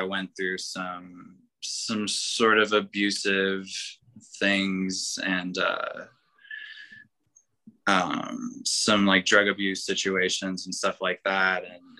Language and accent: English; Elizabethtown, Kentucky, United States; I grew up in Elizabethtown